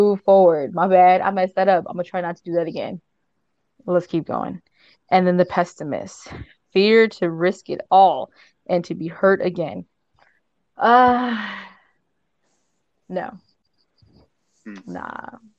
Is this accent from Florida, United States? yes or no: no; Southern California, United States; I am from Southern California.